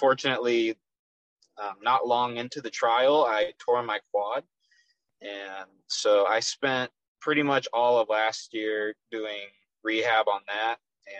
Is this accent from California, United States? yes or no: no; Frisco, Texas, United States; accent: Texas; I'm from Frisco, Texas, which is a suburb of Dallas